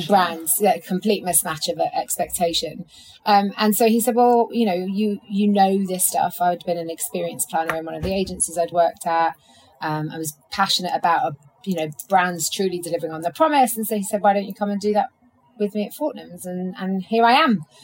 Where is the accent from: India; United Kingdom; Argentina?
United Kingdom; London; as a Londoner